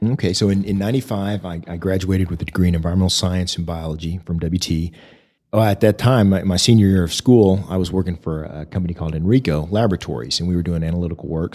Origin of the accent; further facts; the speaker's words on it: Oklahoma City, Oklahoma, United States; moved away as an adult; now in Amarillo, United States; I grew up in Oklahoma City